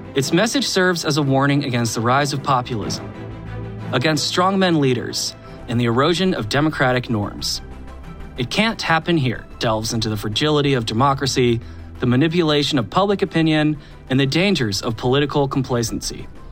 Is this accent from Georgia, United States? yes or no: yes; Atlanta, Georgia, United States; now in Brooklyn, United States; I'm from Atlanta, currently live in Brooklyn